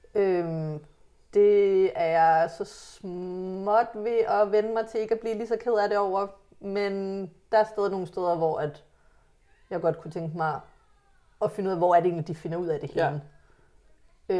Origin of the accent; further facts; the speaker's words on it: Hillerød, Capital Region of Denmark, Denmark; jeg er vokset op tæt på København